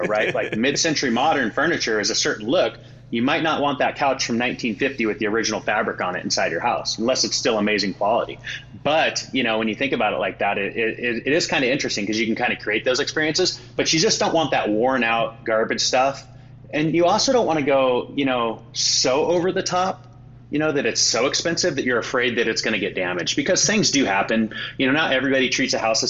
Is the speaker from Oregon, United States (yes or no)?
yes; Oregon, United States; we're from Oregon